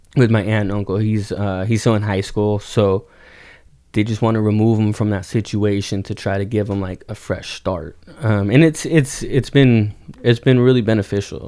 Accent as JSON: {"language": "English", "town": "Oxnard", "region": "California", "country": "United States", "tie": "born or raised there", "also_born_or_lived": "Ventura, California", "said": "born and raised in Oxnard, Ventura County, um, lived here all my life"}